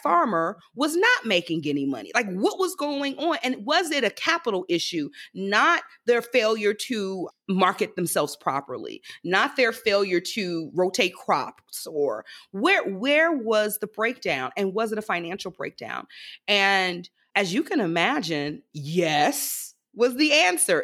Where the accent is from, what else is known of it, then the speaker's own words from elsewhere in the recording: Prichard, Alabama, United States; I am actually from Pritchard, Alabama, which is a small bedroom community that borders, uh, Mobile, Alabama, right on the Gulf Coast.